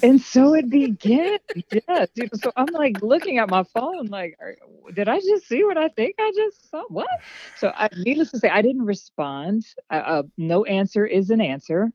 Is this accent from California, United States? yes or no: no; Harrisburg, Pennsylvania, United States; also born or lived in Hershey, Pennsylvania; I am from Harrisburg, Pennsylvania